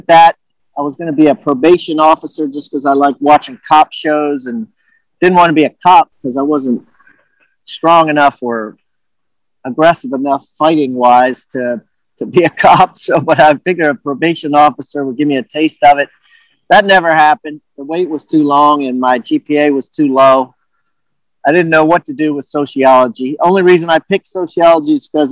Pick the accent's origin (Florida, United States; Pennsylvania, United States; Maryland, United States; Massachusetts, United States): Maryland, United States; also born or lived in Washington, D.C.; I was born in Georgetown, Washington, D.C., and grew up in Maryland area